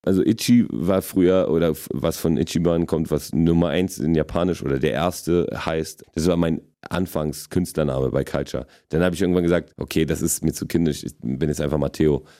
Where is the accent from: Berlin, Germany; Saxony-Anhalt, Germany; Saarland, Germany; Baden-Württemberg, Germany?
Berlin, Germany; accent: Berliner; German is a second language; also born or lived in Wrocław, Poland; ich bin mit sechseinhalb hergekommen äh, in die erste Klasse damals